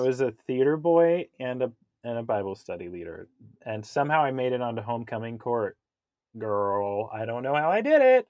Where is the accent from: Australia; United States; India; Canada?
United States; Kansas; I grew up in Kansas